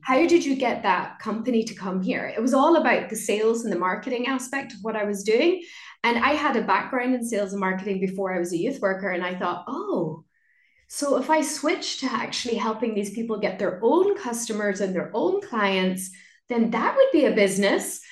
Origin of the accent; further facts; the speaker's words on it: Ireland; moved away as an adult; also born or lived in London; So I moved back home and very quickly I started to see my hometown through very different eyes. I just started to see how beautiful it was how cultural it was. Like I used to speak Irish, it's an Irish speaking community.